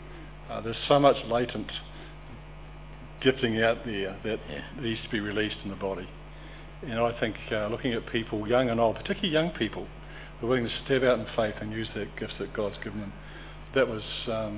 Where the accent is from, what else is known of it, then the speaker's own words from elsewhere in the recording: Dunedin, Otago, New Zealand; moved away; We are born and bred in Dunedin